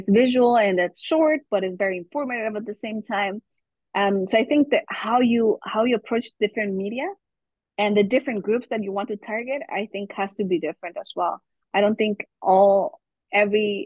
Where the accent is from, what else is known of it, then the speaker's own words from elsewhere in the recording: Guatemala; first language German; English is a second language; moved away as an adult; also born or lived in Germany / United Kingdom; now in Canada; I was raised very, very young in Germany, but then I grew up in Guatemala, and my school years were really in Guatemala